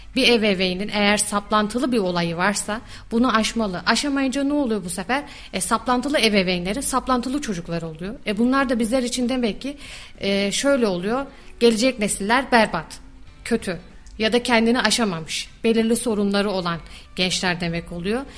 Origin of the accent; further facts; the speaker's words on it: Kayseri Province, Turkey; also born or lived in Istanbul / Erzurum / Yozgat; İstanbul'da doğumluyum, Kayseri'de büyüdüm.